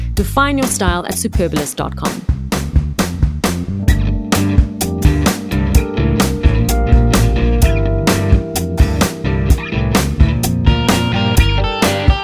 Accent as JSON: {"language": "English", "country": "South Africa", "tie": "born or raised there", "said": "I was born here and I feel more of a connection with South Africa than I do with anywhere else."}